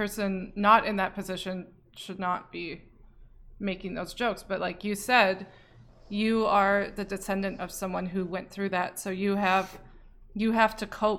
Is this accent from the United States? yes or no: yes; United States; I grew up in the United States.